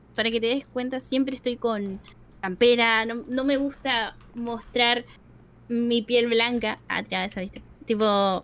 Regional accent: Argentina; si somos los argentinos

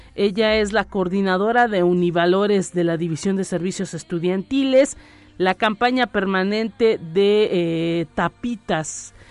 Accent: Mexico; los mexicanos que luego también somos muy eh, dados a tener esas creencias

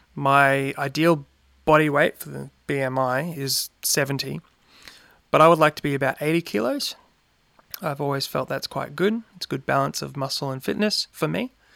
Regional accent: Brisbane, Queensland, Australia; I grew up in Brisbane

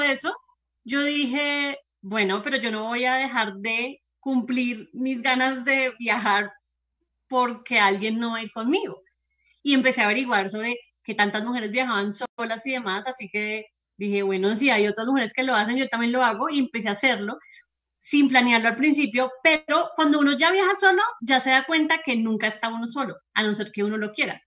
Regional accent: Colombia

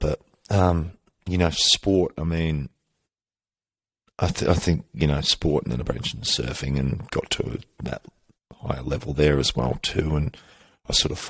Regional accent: Victoria, Australia; growing up in Australia and Victoria, it's very AFL

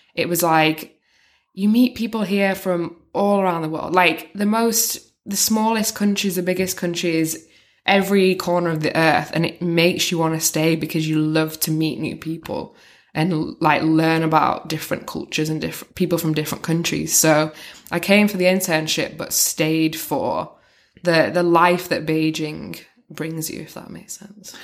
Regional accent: North West England, United Kingdom; moved away as an adult; now in China

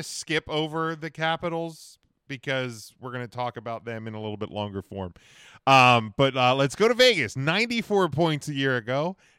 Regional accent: Winnipeg, Manitoba, Canada; I'm from Winnipeg, you idiot.

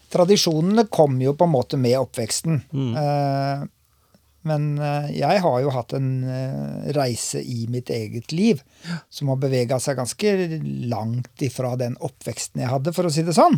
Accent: Lunde, Norway; also born or lived in Oslo; jeg var bare en liten guttunge når vi flytta til Lunde

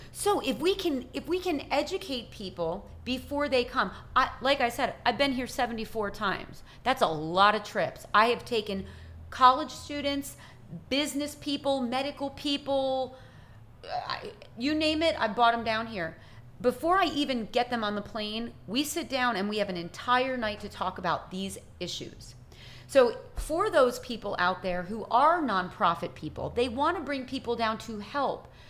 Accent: United States; as an American

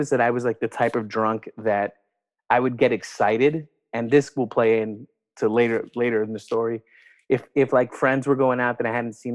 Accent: New York City, New York, United States; I am originally from New York, from Brooklyn, born and raised in New York City

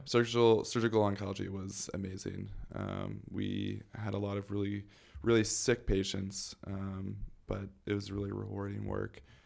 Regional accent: St. Louis, Missouri, United States; moved away as an adult; now in Chicago, United States; I was born and raised in Saint Louis

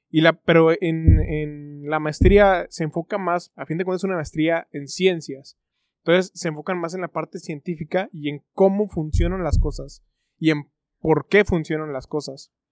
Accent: Mexico; Pero bueno, siendo mexicano, las mexicanadas

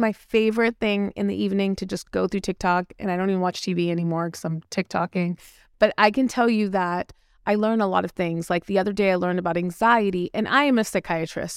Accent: India; I'm Indian.

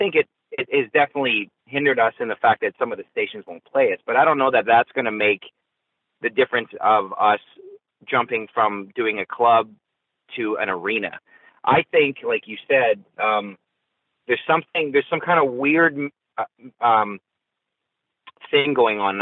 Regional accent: Canada; I'm from Canada. All four of us are from Canada. So I love my home country

